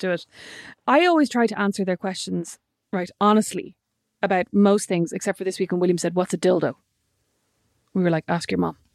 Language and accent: English; Ireland